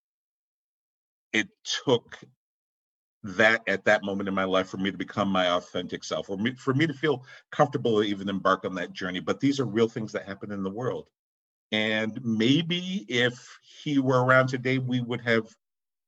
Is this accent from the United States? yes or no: yes; Boston, Massachusetts, United States; I live in Boston. I was born and raised in Boston